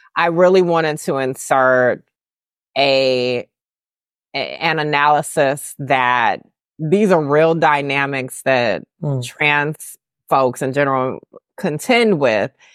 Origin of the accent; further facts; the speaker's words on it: the South, United States; I'm from the South